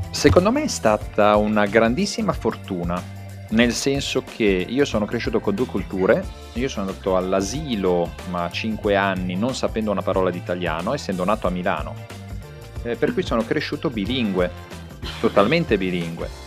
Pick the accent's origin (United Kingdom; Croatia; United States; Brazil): Croatia; per quanto io ti possa dire che io mi sento, sono croato, mi sento croato